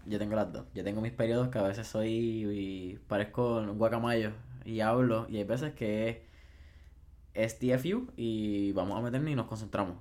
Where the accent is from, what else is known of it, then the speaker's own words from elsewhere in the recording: Puerto Rico; como sociedad puertorriqueña